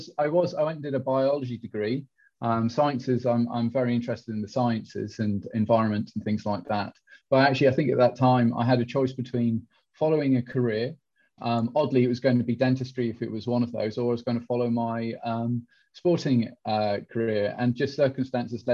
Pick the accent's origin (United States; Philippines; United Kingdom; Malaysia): United Kingdom; Durham, North East England; moved away as an adult; also born or lived in Nottingham; now in Isle of Man; I was born in Durham in the Northeast